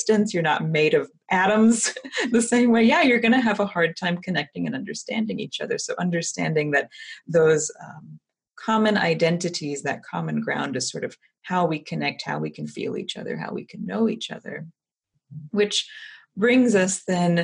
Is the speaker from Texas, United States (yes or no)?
yes; Texas, United States; I actually am Texan.